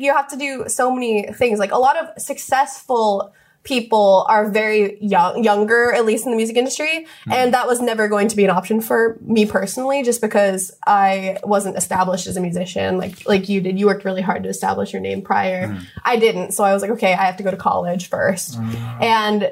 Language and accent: English; Alaska, United States; now in Japan; I'm American. Yes. Alaskan. But yes, American